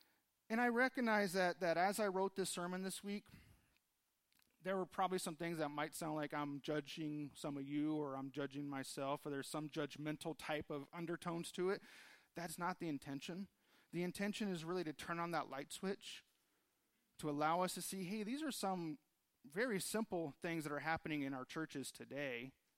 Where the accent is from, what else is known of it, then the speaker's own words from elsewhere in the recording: Los Angeles, California, United States; now in Tucson, United States; fairly new to Tucson, still trying to figure out what Tucson was all about. I came from Los Angeles area, so much different than what we have here.